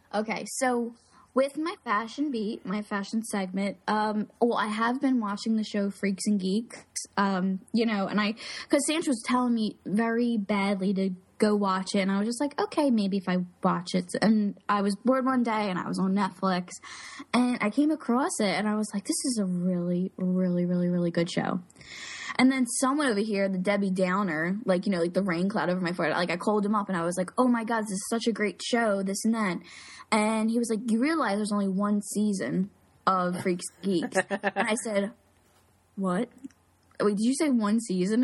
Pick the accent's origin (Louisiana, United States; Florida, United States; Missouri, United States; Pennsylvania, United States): Pennsylvania, United States; Philadelphia; Philly, my hometown